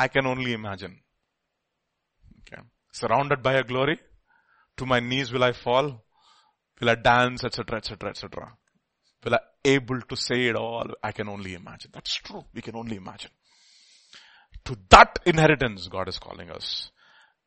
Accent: India; we are all Indian

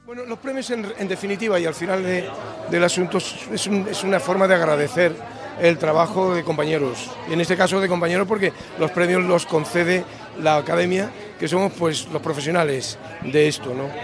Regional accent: Nicaragua; first language Spanish; moved away; yo soy nicaragüense, lo soy a la manera de quien no puede ser otra cosa.

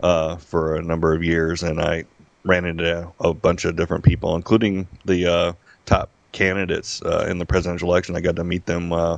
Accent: Las Vegas, Nevada, United States; I'm born and raised in Las Vegas, a Las Vegas native, which is rare.

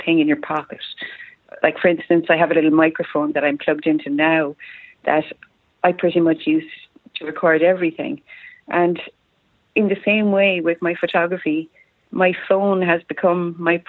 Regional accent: County Tipperary, Munster, Ireland; I'm from County Tipperary in Ireland, which is in the southeast of Ireland

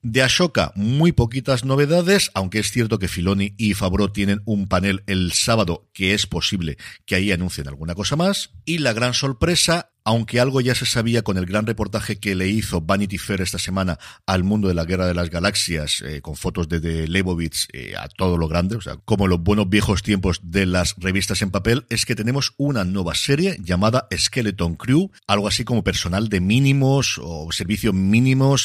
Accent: Elche, Valencian Community, Spain; me tengo que quedar por aquí en mi tierra

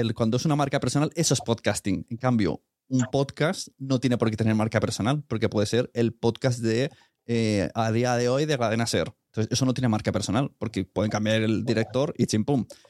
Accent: Catalonia, Spain; como catalán

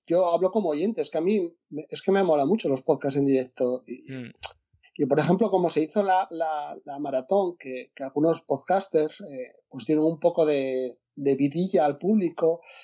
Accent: Asturias, Spain; yo soy de Asturias

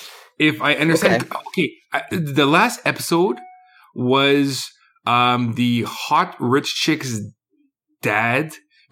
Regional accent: Canada; Or I don't know. I'm Canadian.

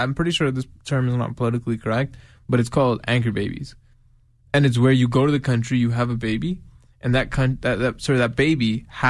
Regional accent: Nevada, United States; No, I'm from Nevada.

